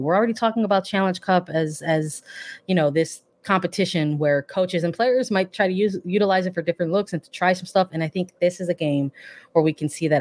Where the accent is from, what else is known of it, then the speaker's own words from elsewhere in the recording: Midwest, United States; now in Chicago, United States; I'm from the Midwest.